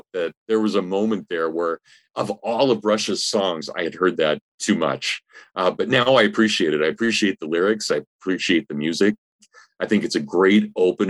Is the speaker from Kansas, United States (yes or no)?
yes; Hutchinson, Kansas, United States; I grew up in Kansas. I grew up in a medium-sized town, about 35,000 people, Hutchinson, Kansas.